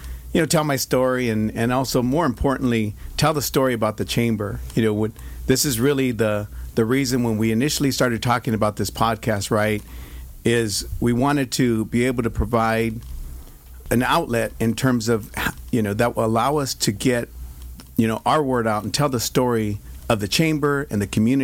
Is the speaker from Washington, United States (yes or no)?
no; Stockton, California, United States; I grew up in Stockton, California, Northern California